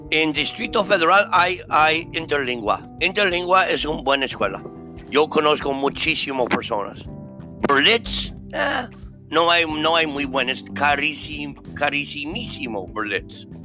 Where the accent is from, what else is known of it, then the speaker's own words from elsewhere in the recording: New York, United States; Spanish is a second language; now in Mexico; Yo soy de Nueva York, pero estuvo viviendo en más de 17 países.